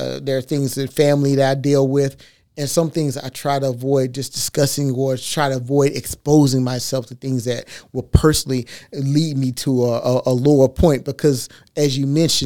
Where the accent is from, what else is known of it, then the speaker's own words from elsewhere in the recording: Texas, United States; I'm from Texas